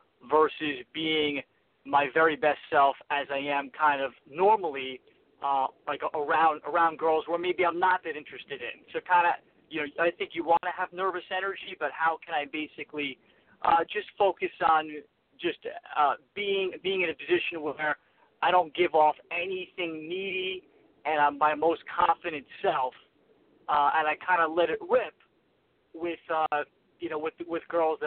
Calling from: New York, United States; I'm calling from New York.

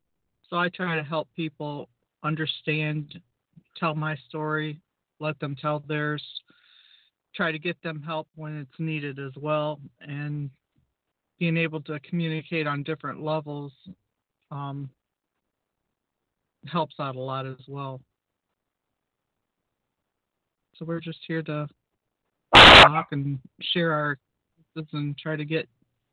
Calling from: Norwalk, United States; Up here in Norwalk, it's probably about 75 right now.

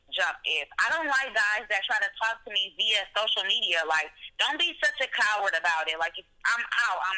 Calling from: Milwaukee, Wisconsin, United States; I'm calling from Milwaukee, Wisconsin.

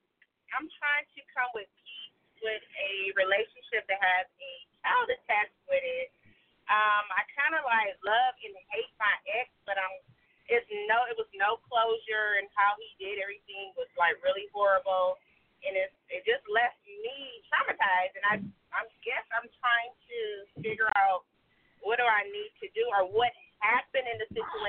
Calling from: Georgia, United States; I'm calling from Georgia.

